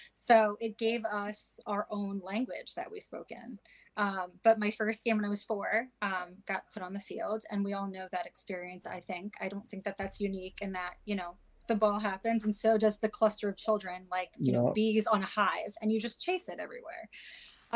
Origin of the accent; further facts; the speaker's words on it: New York, United States; I grew up in New York, my younger years